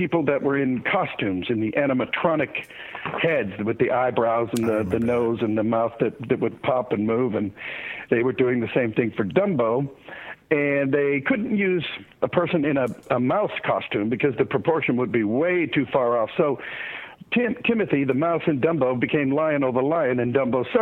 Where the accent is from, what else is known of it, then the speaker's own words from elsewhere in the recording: Youngstown, Ohio, United States; now in California, United States; I was born and raised in Youngstown, Ohio.